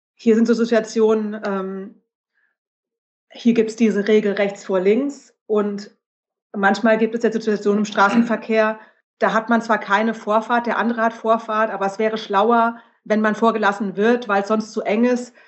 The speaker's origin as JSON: {"language": "German", "country": "Germany", "said": "ich als Deutsche"}